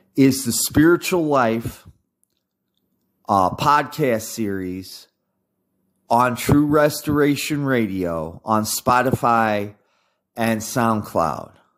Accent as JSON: {"language": "English", "country": "United States", "said": "being an American"}